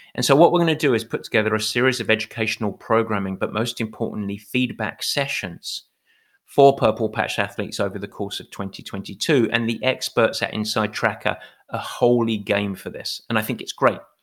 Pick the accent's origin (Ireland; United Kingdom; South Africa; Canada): United Kingdom; England; I'm English.